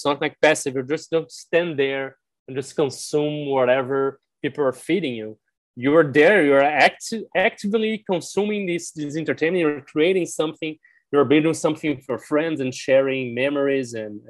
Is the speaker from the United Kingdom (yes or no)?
no; Brazil; first language Portuguese; English is a second language